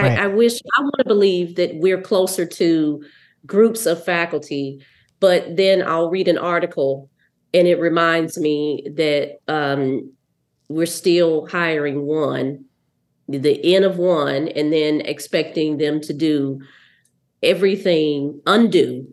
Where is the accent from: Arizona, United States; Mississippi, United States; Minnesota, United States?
Mississippi, United States; moved away; I'm from Mississippi. So I had Black female teachers